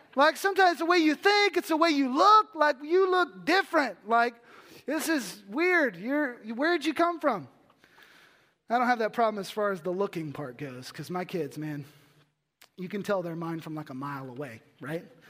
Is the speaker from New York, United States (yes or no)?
no; Texas, United States; I'm from Texas.